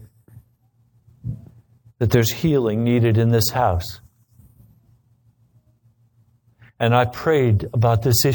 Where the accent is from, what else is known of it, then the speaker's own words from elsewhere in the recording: United States; We're Americans.